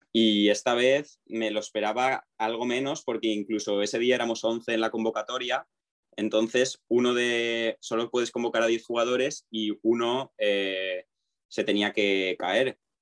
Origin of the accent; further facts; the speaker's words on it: Alzira, Valencian Community, Spain; más de Alcira, que es mi ciudad, mi pueblo de toda la vida y he jugado aquí siempre